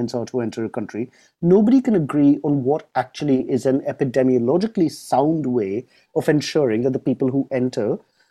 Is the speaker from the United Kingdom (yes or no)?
yes; United Kingdom; as a Brit